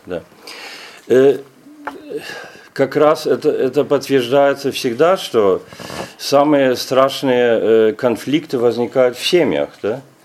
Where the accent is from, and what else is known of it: Germany; Russian is a second language